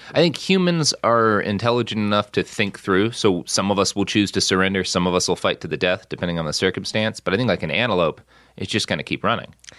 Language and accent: English; Plano, Texas, United States; moved away; also born or lived in Oklahoma / Los Angeles; I grew up so much in Plano